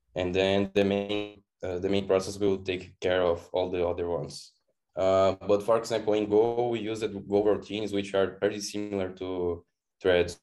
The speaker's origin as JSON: {"language": "English", "country": "Brazil", "said": "I am from Brazil, living in Florianopolis, which is kind of a very beautiful island"}